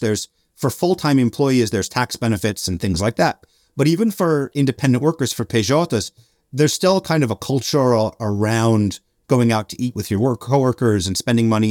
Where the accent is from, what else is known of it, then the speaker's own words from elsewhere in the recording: Albany, New York, United States; moved away as an adult; also born or lived in Montreal, Canada / Washington, D.C.; now in Brazil; I'm, I'm from Albany. I'm from upstate New York